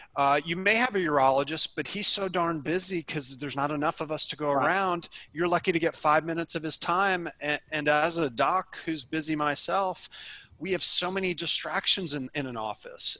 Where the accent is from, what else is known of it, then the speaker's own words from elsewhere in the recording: New York, United States; moved away as an adult; also born or lived in Illinois; I'm originally from New York